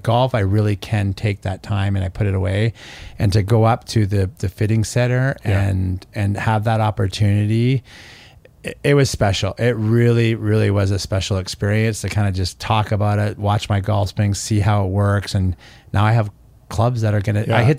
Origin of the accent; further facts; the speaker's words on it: Canada; And I'm obviously Canadian, but I really don't like Toronto sports